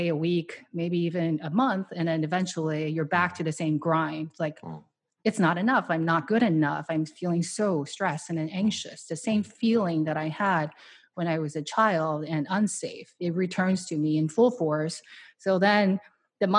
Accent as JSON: {"language": "English", "country": "Taiwan", "tie": "born or raised there", "moved": "as an adult", "lives_now": "United States", "said": "I grew up in Taiwan, and I immigrated here by myself with no money when I was 20 years old for Stanford"}